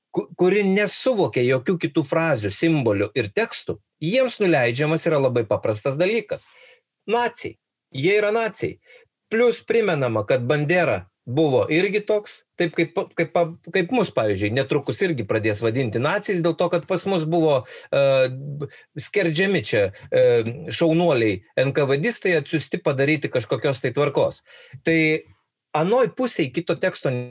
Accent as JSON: {"language": "Lithuanian", "country": "Lithuania"}